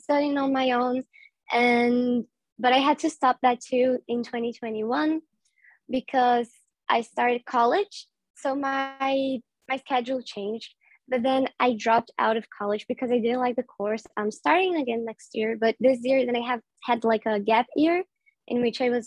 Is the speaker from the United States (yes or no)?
no; Brazil; I'm Brazilian. I live in Brazil.